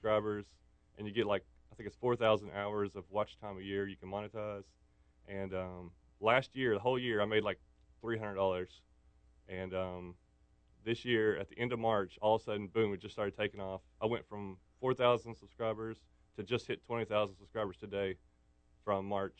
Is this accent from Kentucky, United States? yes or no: yes; Kentucky, United States; moved away; also born or lived in Clarksville; I grew up in Kentucky, where I lived, and there was a creek